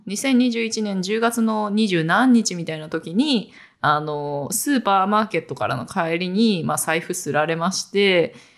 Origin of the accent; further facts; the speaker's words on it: Tokyo, Japan; also born or lived in Saitama / Chiba / London; 私ずっと東京育ち